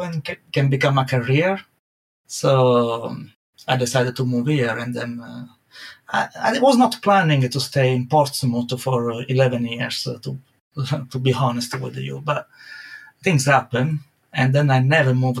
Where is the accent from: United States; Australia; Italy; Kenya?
Italy; accent: Italian; English is a second language; moved away as an adult; now in United Kingdom; I never lost to my Italian accent.